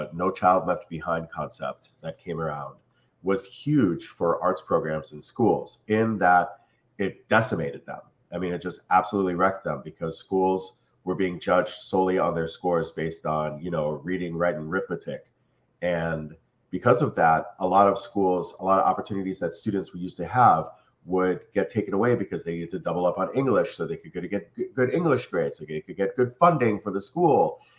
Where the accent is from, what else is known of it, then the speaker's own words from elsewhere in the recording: Cleveland, Ohio, United States; moved away as an adult; also born or lived in New York / Philadelphia; now in South Florida, United States; I'm from Cleveland, Ohio, so I went to college to study jazz